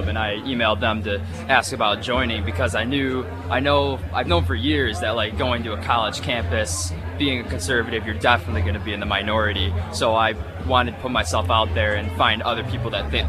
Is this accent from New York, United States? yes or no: yes; Rochester, New York, United States; moved away as an adult; I'm from Rochester, New York